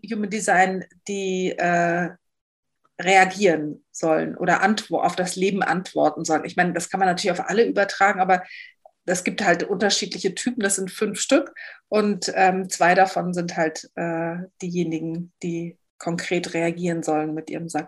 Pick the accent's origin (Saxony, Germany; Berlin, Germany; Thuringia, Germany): Berlin, Germany; Also ich bin, ich komme aus Berlin.